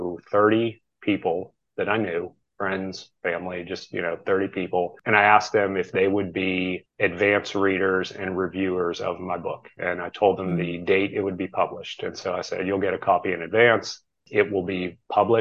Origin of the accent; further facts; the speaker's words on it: near Pittsburgh, Pennsylvania, United States; I grew up near Pittsburgh